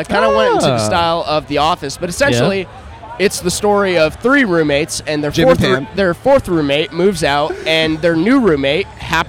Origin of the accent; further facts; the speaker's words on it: Rogers, Arkansas, United States; I'm from around this area. I'm from Rogers, which is about 20 minutes from here.